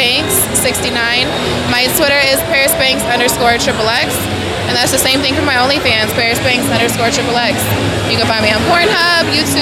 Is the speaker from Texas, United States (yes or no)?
no; California, United States; also born or lived in Philadelphia / Florida; I was like halfway raised in Philly, grew up there type of thing, but I'm actually from California and slightly raised in Florida.